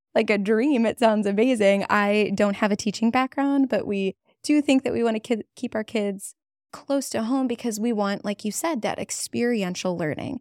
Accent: Cleveland, Ohio, United States; in our hometown. It's my hometown

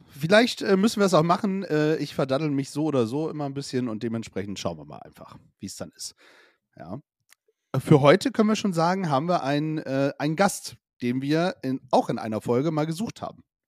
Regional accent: village between Bremerhaven and Bremen, Lower Saxony, Germany; gebürtig aus Lunetown City, also ein kleines Dörfchen zwischen Bremerhaven und Bremen

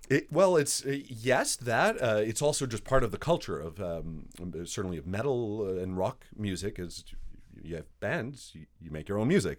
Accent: Montreal, Quebec, Canada; moved away as an adult; also born or lived in New York City; now in Winnipeg, Canada; I grew up in Montreal. I was, uh, raised in a Greek household in an Italian neighborhood in French Canada

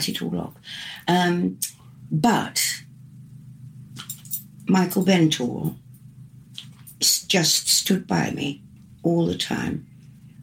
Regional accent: York, Yorkshire and the Humber, United Kingdom; moved away as an adult; I was going back to do the mystery plays in York, my hometown

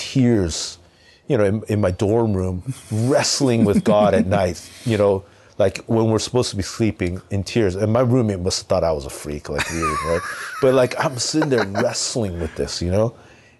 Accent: Anaheim, California, United States; I grew up in Southern California, and really like in Southern California, you could grow up pretty much hanging around with just your own culture, subculture group.

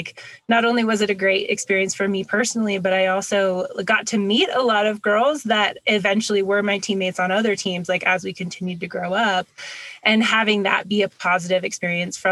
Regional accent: Washington, United States; born or raised there; also born or lived in Hawaii

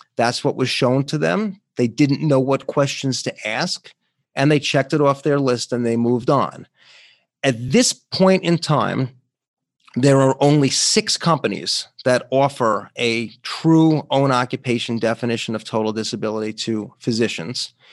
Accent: New York, United States; my home state of New York

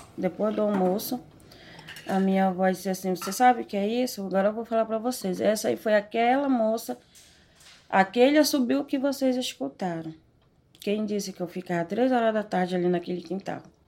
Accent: Quilombo Mojuaçu, interior of Pará, Brazil; also born or lived in São Paulo; Esse nome foi dado pela minha madrasta que me criou desde pequena. A gente morava em São Paulo. De São Paulo nós fomos morar justamente lá no Quilombo

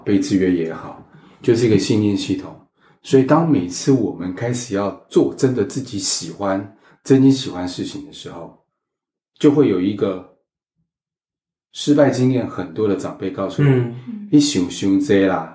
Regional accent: Taiwan; 身为台湾人

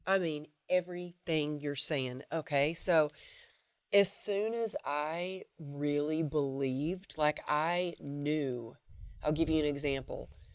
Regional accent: the Bible Belt, United States; I grew up in the Bible Belt

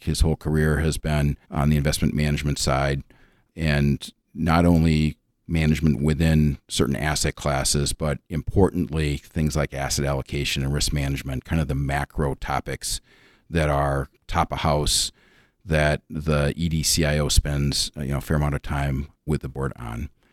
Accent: suburb of Minneapolis, Minnesota, United States; moved away as an adult; I'm originally from the Twin Cities, uh, born and raised in a suburb of Minneapolis

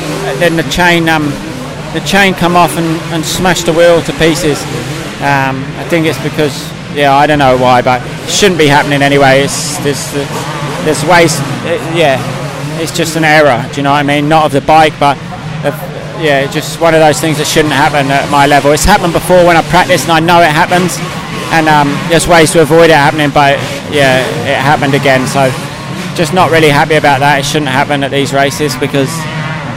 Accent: United Kingdom; as a British rider

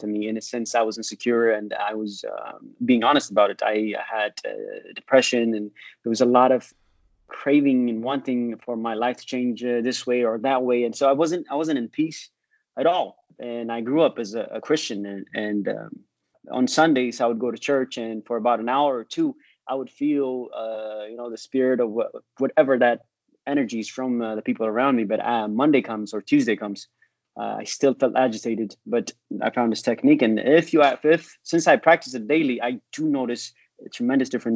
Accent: San Jose, California, United States; moved away as an adult; also born or lived in Ethiopia / Santa Cruz; now in Texas, United States; I grew up in California, Northern California. San Jose and Santa Cruz

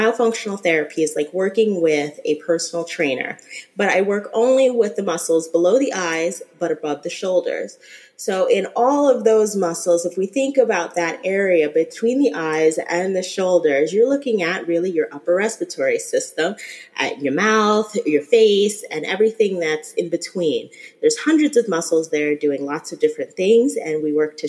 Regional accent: New Jersey, United States; moved away as an adult; now in Florida, United States; I am originally from New Jersey, so around that New York area.

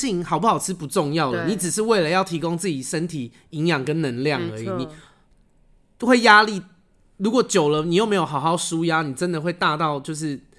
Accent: Taipei, Taiwan; also born or lived in Taichung; 我算是土生土长的台北人，我在新店出生，嗯，然后从小就是我有住过台中两年，嗯，但是其他我现在二十九岁嘛，台中两年，所以另外二七年都在台北，

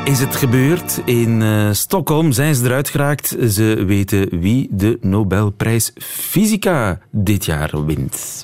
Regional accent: Oudenaarde, Flanders, Belgium; accent: East Flemish; Ik ben zelf Oost-Vlaming. Ja. Geboren Oudenaren

